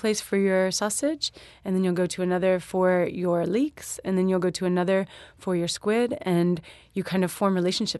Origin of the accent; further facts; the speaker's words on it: Alabama, United States; moved away; also born or lived in Louisiana; growing up in Alabama and also having lived in Louisiana for a few years as well